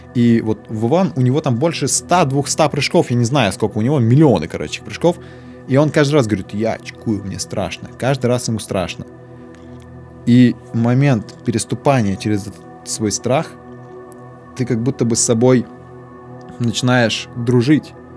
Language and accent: Russian; Tura, Krasnoyarsk Krai, Russia; moved away as an adult; я переехал из Туры в Красноярск в 18 лет, поступить в институт